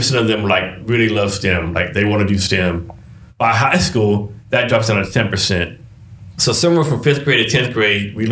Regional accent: Odessa, Texas, United States; I graduated high school from Odessa, Texas

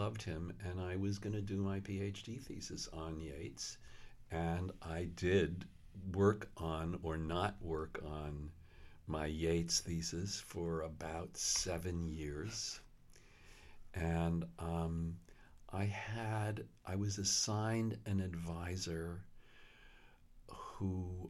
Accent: Queens, New York, United States; also born or lived in Brooklyn; Well, I was born in Brooklyn, right. And then we moved to Queens.

